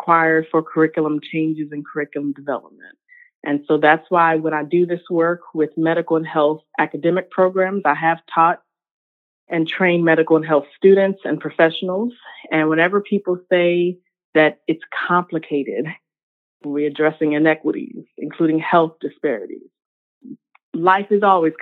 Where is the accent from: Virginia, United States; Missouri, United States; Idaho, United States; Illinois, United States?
Virginia, United States; Richmond; also born or lived in North Carolina; I am born and raised in Richmond, Virginia, the second capital of the Confederacy.